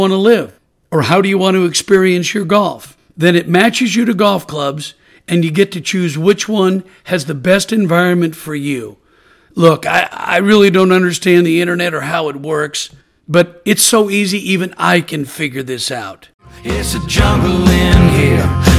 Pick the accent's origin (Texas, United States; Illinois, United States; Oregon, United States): Oregon, United States; Portland; moved away as an adult; now in Naples, United States; I'm originally from Portland, Oregon, and I'm a proud University of Oregon Duck. And I love being from the Pacific Northwest